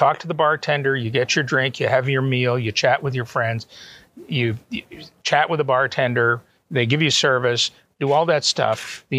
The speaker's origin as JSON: {"language": "English", "country": "Canada", "tie": "born or raised there", "also_born_or_lived": "Auburn, Alabama, United States / Atlanta, United States", "moved": "yes", "lives_now": "Toronto, Canada", "said": "both my wife and I are Canadian citizens, natives. We were born there."}